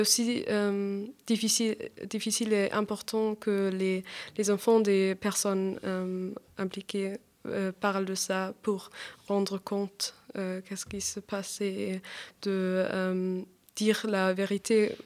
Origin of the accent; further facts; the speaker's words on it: Augsburg, Bavaria, Germany; French is a second language; moved away as an adult; now in Paris, France; Je viens d'Augsbourg, c'est une ville en Bavière